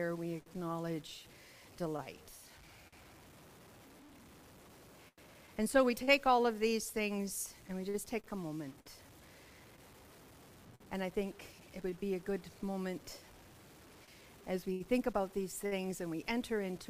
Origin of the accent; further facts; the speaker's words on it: Melfort, Saskatchewan, Canada; moved away; also born or lived in Kamloops; I'm from Melfort